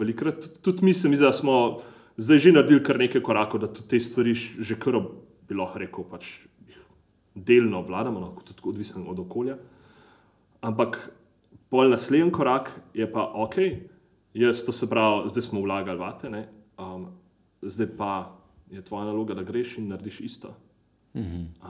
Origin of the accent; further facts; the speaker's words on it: Slovenia; štirje smo bili iz Slovenije